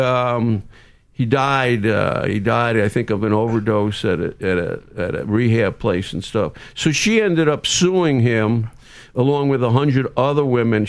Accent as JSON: {"language": "English", "town": "New York City", "region": "New York", "country": "United States", "tie": "born or raised there", "also_born_or_lived": "New Jersey", "moved": "yes", "said": "I grew up in Brooklyn and then New Jersey"}